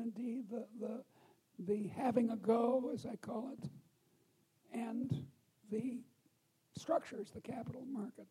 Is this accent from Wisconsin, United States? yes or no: no; Chicago, Illinois, United States; also born or lived in Boston; I come from Chicago.